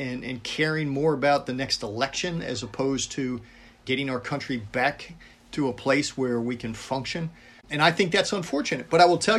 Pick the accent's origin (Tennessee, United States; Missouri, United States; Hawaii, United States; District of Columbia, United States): District of Columbia, United States; Washington; moved away as an adult; now in Tampa, United States; I was growing up in the Washington, D.C. area